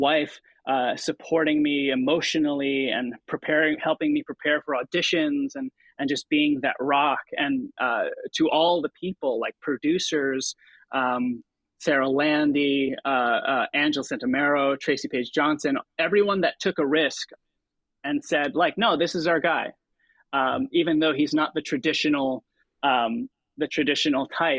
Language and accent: English; Philippines; now in United States; But then for me, growing up as a Filipino-American immigrant